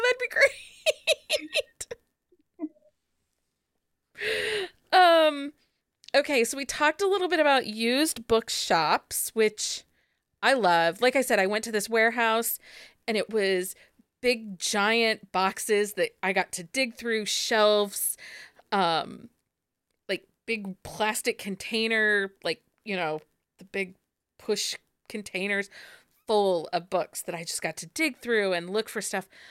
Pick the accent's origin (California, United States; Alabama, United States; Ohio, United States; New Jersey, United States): Ohio, United States; Findlay; when I grew up here in Findlay, there used to be a used bookstore